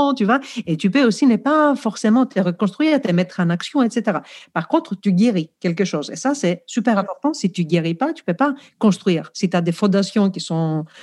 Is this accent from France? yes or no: no; Greece; accent: Greek; French is a second language; moved away; je suis grec, je pense que vous l'avez compris déjà par mon accent